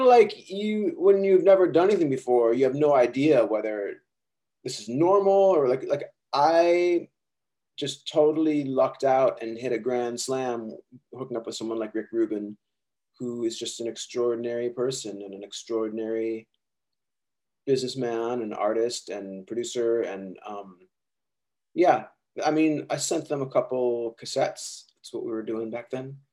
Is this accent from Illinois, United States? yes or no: yes; Chicago, Illinois, United States; I grew up in Chicago where there was everyone I knew was in a band.